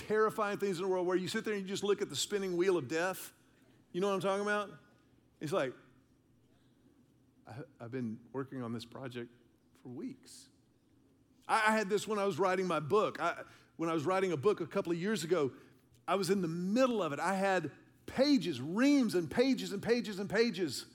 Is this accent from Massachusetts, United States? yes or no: no; Houston, Texas, United States; I'm a city kid. I grew up in Houston.